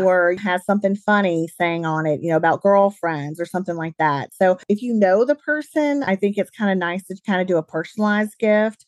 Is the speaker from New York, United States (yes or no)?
no; Alabama, United States; accent: Southern; moved away as an adult; also born or lived in Birmingham, Alabama; now in St. Louis, United States; I grew up in the South, as you guys can probably tell from my accent. I grew up in Alabama